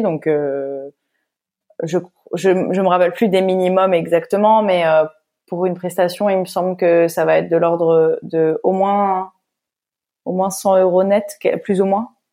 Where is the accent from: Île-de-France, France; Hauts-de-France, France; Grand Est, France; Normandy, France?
Hauts-de-France, France; Lille; je viens de Lille